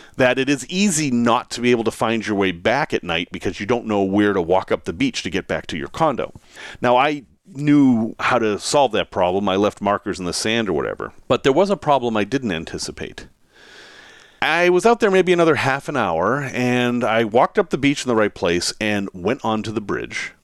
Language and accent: English; New England, United States; I grew up in New England